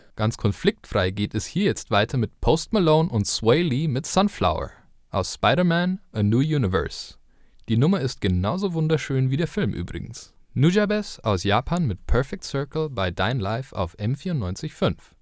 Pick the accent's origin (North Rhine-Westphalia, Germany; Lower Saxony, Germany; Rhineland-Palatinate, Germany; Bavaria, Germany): Bavaria, Germany; Lower; ich komme aus Niederbayern, aus tiefländlichen Raum.